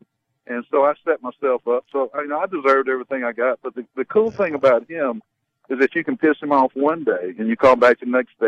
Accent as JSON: {"language": "English", "town": "Knoxville", "region": "Tennessee", "country": "United States", "tie": "born or raised there", "said": "I grew up just outside of Knoxville, Tennessee."}